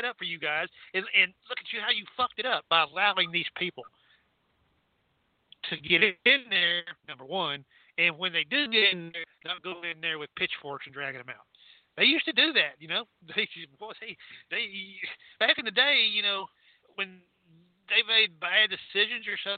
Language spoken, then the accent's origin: English; Texas, United States; I'm from Texas